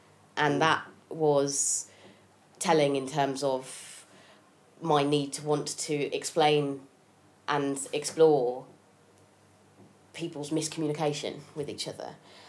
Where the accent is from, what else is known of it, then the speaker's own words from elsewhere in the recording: Haslemere, South East England, United Kingdom; moved away as an adult; also born or lived in Hitchin, Hertfordshire / Sheffield / London; I was born in Hitchin, Hertfordshire. Yeah. And then when I was a bit older, I grew up in a little town called Haslemere.